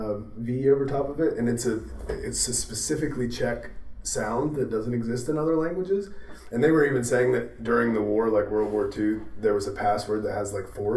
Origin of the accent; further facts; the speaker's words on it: Pennsylvania, United States; born there; So I was born in Northwest Pennsylvania, but only lived there for the first year of my life, so I also have the right to say yins.